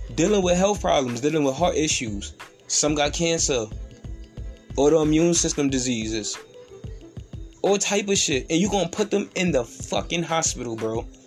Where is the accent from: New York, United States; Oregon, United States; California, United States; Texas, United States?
New York, United States; New York City; I'm from New York City